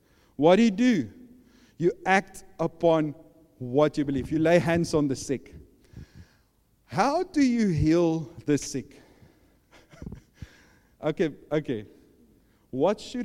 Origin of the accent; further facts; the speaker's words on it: South Africa; I'm from South Africa.